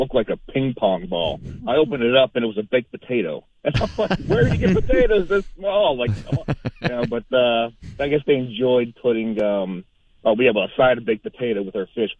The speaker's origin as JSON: {"language": "English", "town": "Duquesne", "region": "Pennsylvania", "country": "United States", "tie": "born or raised there", "also_born_or_lived": "West Mifflin, Pennsylvania", "said": "I grew up in Duquesne until I was like 10 or 11 years old, and I moved across the border to a garden spot of America, West Mifflin, Pennsylvania."}